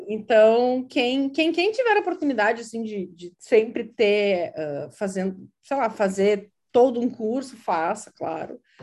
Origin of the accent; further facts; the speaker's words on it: Uruguaiana, Rio Grande do Sul, Brazil; first language Portuguese; moved away as an adult; also born or lived in Porto Alegre, Brazil / southern Brazil; now in Providence, United States; Eu eu sou natural de Uruguaiana, mas morei por muito tempo em vários lugares do Sul